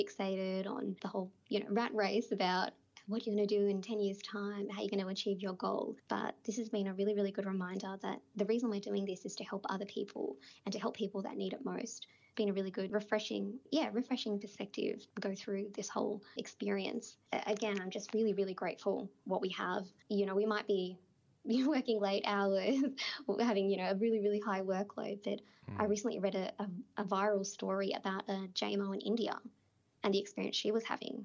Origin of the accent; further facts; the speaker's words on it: Sydney, New South Wales, Australia; also born or lived in Bangladesh; I spent, you know, my primary school, my high school growing up in Western Sydney.